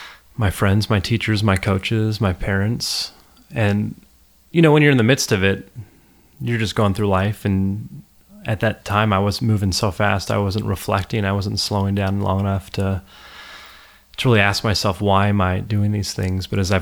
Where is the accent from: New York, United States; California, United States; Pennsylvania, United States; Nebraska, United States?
California, United States; Los Angeles; Well, you know, I grew up in Los Angeles, and I really didn't grow up in a particularly spiritual home at all as a kid.